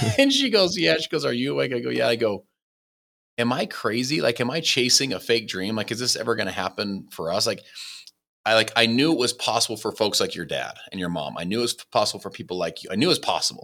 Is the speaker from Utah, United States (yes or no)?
yes; Salt Lake City, Utah, United States; also born or lived in Saint George, Utah; I was born in Salt Lake City, Utah.